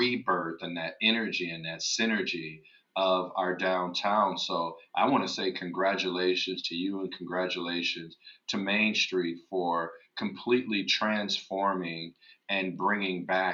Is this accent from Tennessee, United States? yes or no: no; Waterloo, Iowa, United States; I grew up in Waterloo, Iowa